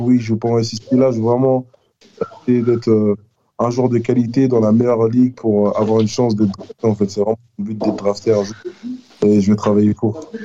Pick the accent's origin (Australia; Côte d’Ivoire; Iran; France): France; now in United States; je suis français